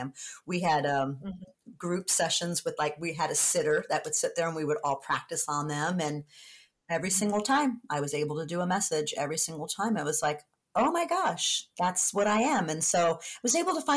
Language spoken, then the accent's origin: English; San Diego, California, United States; moved away; being down in San Diego, it's my hometown